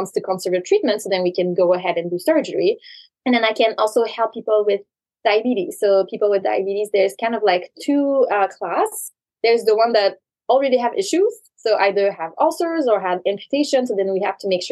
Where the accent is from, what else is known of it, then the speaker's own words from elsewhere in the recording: Canada; moved away as an adult; also born or lived in New York; now in New Jersey, United States; I'm originally from Canada.